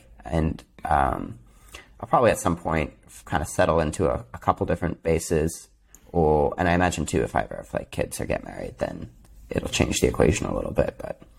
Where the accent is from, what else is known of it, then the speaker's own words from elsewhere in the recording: New York, United States; I'm from upstate New York.